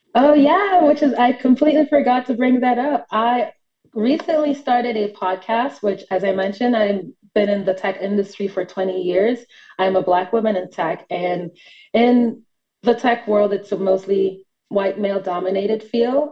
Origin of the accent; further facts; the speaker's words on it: New York City, New York, United States; moved away as an adult; now in Atlanta, United States; I am from New York City, uh, not born, but raised in Brooklyn, New York, and recently just moved to Atlanta about a year ago for work